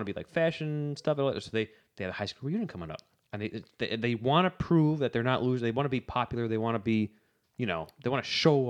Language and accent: English; Boston, Massachusetts, United States; You know, hello. I'm from Boston.